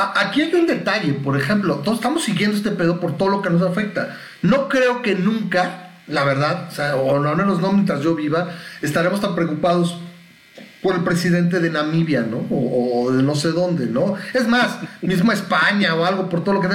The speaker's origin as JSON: {"language": "Spanish", "country": "Mexico", "said": "soy mexicano"}